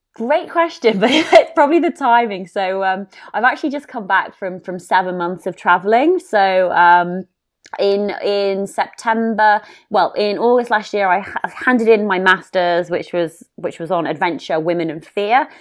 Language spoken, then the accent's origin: English; United Kingdom; being a Brit and, or having an accent